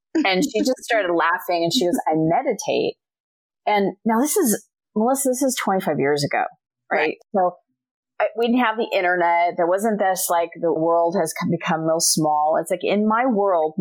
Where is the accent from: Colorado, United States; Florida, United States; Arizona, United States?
Arizona, United States; Scottsdale; moved away as an adult; also born or lived in Chicago / California / Philadelphia / Montreal, Canada; I was born and raised in Scottsdale, Arizona